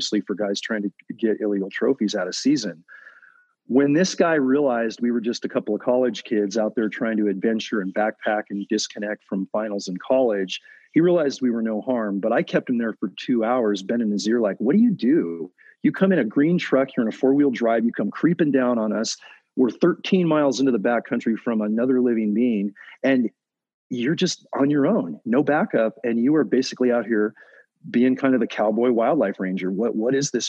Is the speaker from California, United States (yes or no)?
yes; Silicon Valley, California, United States; my hometown area of Silicon Valley